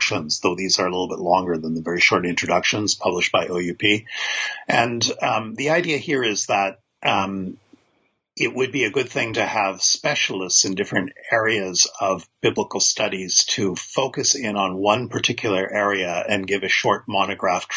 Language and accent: English; Canada; I'm a Canadian biblical scholar